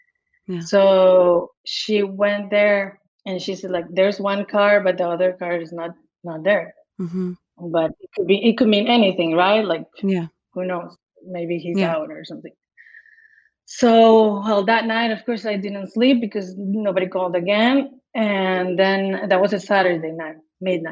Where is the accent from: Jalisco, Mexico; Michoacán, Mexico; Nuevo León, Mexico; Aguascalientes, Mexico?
Jalisco, Mexico; English is a second language; moved away as an adult; also born or lived in Guadalajara, Mexico / Miami, United States / New York, United States; now in Los Angeles, United States; I came from Mexico, from Guadalajara